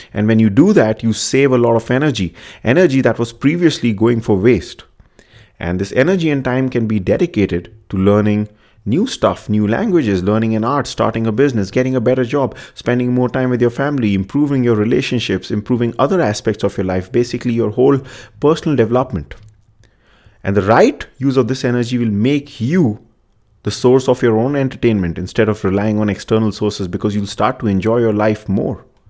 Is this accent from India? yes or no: yes; India; I'm from India